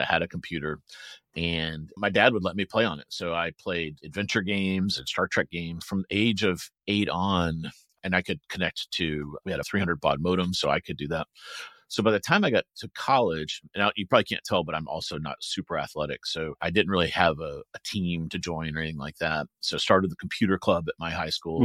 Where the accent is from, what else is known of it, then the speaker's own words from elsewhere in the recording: Aiken, South Carolina, United States; also born or lived in Research Triangle Park, North Carolina; now in Research Triangle, United States; I grew up in Aiken